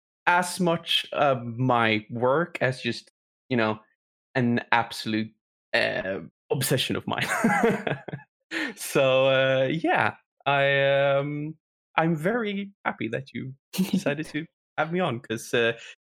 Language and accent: English; Sweden; in Sweden